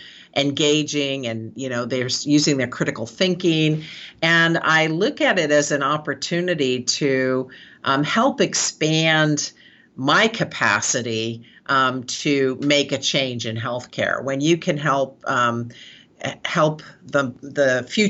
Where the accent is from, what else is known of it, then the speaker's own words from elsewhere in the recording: San Francisco, California, United States; I'm born and raised in San Francisco. I'm a fifth generation San Franciscan